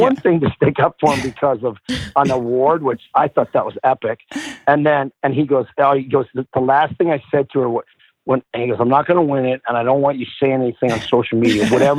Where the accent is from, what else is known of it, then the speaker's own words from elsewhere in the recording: Porcupine Plains, Saskatchewan, Canada; I felt like I was lucky that I got to be there